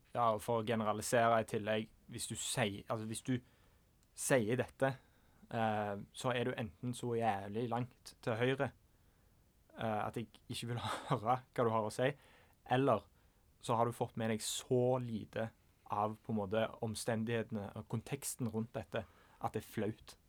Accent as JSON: {"language": "Norwegian", "country": "Norway", "said": "som nordmann"}